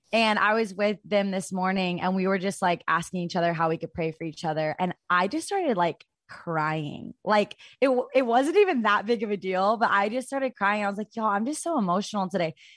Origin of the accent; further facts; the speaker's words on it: Fayetteville, Arkansas, United States; I'm originally from Arkansas. I'm from Fayetteville, Arkansas